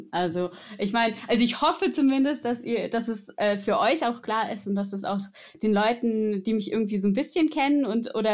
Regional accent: Egenhausen, Baden-Württemberg, Germany; Gehört live habe ich euch in der Nähe von meinem Heimatort im Nordschwarzwald in Egenhausen.

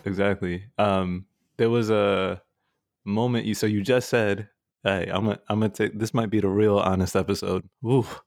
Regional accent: New York, United States; growing up in New York

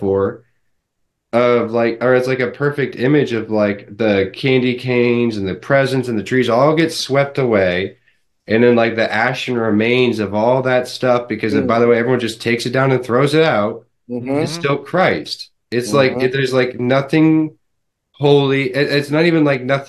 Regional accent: United States; I can only speak as an American

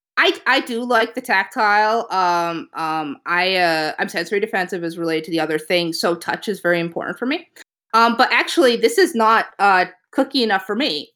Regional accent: New England, United States; now in Virginia, United States; I grew up in New England, and even moving down to Virginia feels too hot.

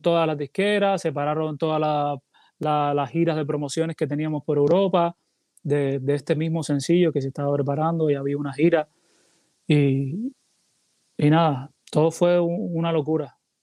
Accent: Cuba; now in Puerto Rico; tengo que poner parte de, de mi tierra en mi música porque soy cubano

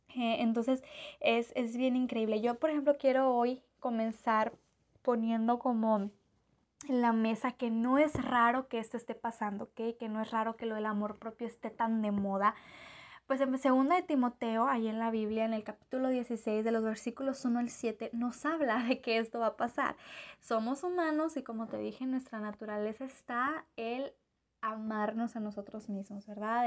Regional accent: Mexico; yo como mexicana

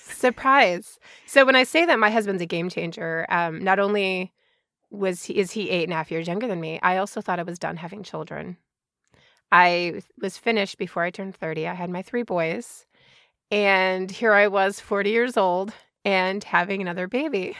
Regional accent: Chicago, Illinois, United States; also born or lived in Georgia; now in Washington, United States; I grew up in Chicago suburbs

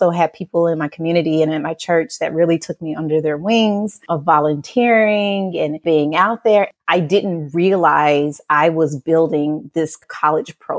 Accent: Memphis, Tennessee, United States; now in Houston, United States; I'm originally from Memphis, Tennessee, and I was raised by a single mother

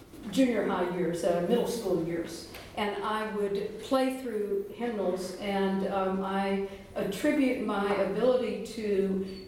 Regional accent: Winston-Salem, North Carolina, United States; I'm from Winston-Salem, North Carolina. And so I grew up in Winston-Salem

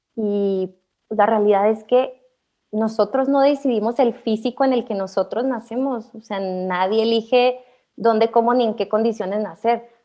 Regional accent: Hidalgo del Parral, Chihuahua, Mexico; yo soy de Parral, es una ciudad pues chiquita

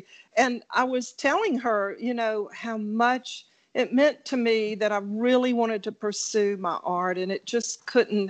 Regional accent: South Carolina, United States; I'm originally from South Carolina

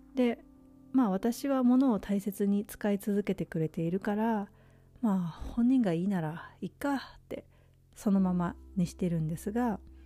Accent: Japan; moved away as an adult; also born or lived in Czech Republic; now in United States; 日本っていう先進国で生まれ育った

